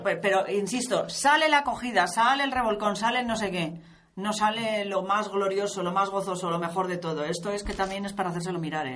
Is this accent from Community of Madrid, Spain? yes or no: no; Medina del Campo, Castile and León, Spain; en mi pueblo, una de las primeras corridas que se dio en Medina del Campo